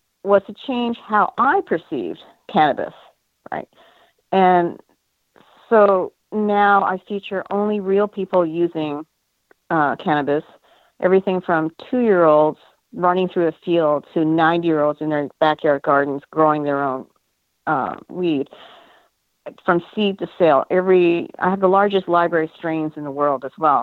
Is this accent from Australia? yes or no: no; Canada; now in United States; Being Asian American but originally Canadian